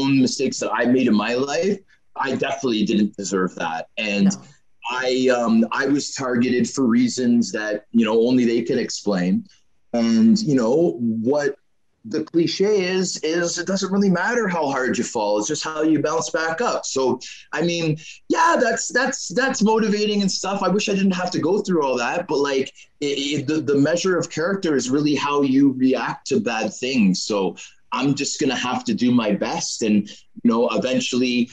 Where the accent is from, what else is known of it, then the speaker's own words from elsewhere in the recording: Canada; also born or lived in United States / Belfast; I'm a Canadian citizen